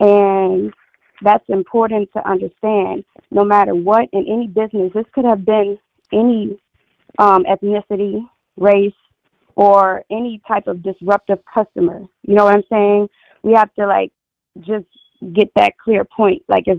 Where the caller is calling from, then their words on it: New Orleans, Louisiana, United States; I'm calling from New Orleans.